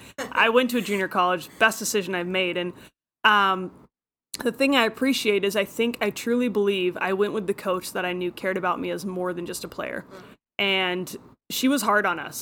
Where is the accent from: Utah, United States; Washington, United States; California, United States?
Washington, United States; Friday Harbor; I grew up in Friday Harbor, San Juan Islands, which is uh, Pacific Northwest corner of Washington